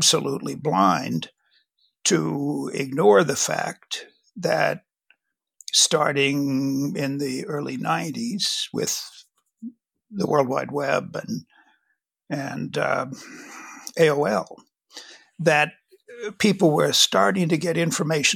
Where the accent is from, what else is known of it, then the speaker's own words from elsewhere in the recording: Washington, District of Columbia, United States; I grew up in Washington, D.C.